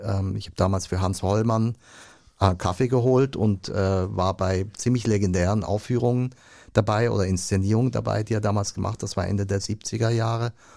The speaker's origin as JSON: {"language": "German", "country": "Switzerland", "said": "Ich komme aus der Schweiz, ich tue mich schwer mit dem Deutsch."}